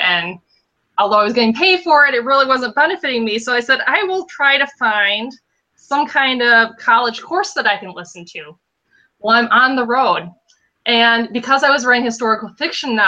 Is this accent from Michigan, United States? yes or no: yes; Western Michigan, United States; accent: nasally upper Midwestern; also born or lived in Indiana; I grew up in Western Michigan